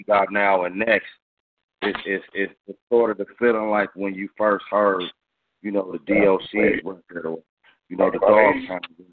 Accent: Compton, California, United States; I'm from Compton

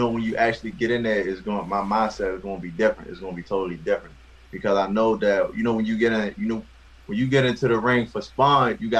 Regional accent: Baltimore, Maryland, United States; grew up, born and raised in West Baltimore, Maryland

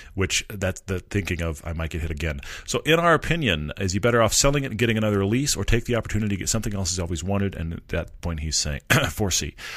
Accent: Texas, United States; I come from Texas

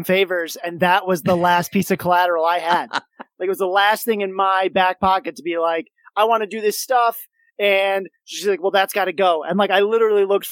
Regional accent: Kalamazoo, Michigan, United States; My hometown of Kalamazoo, Michigan

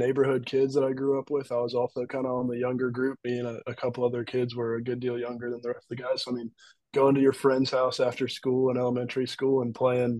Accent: Marietta, Georgia, United States; I grew up in Marietta, Georgia

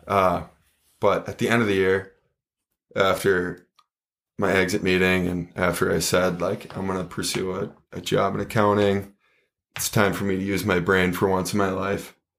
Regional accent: Minnetonka, Minnesota, United States; I grew up in Minnetonka

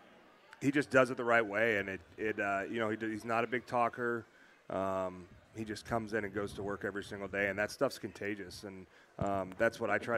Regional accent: Indiana, United States; moved away; I'm from Indiana, so 4th of July is at the lake

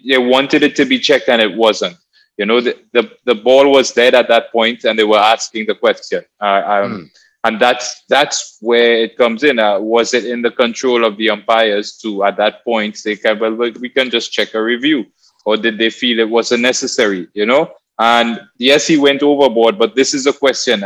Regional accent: Trinidad & Tobago; growing up in Trinidad in the Caribbean, as far as I can remember, as soon as I could walk, I had a cricket bat in my hand

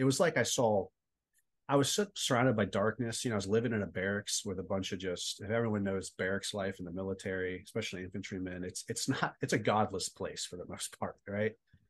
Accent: California, United States; also born or lived in Texas; But a Navy brat, I was born in Texas and then settled in Southern California. And, normal, you know, suburban upbringing.

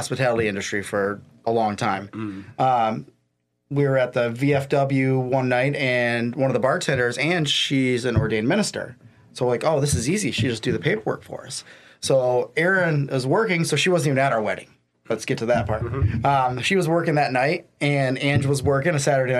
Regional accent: Flint, Michigan, United States; moved away; also born or lived in Mackinac Island; I grew up in Flint

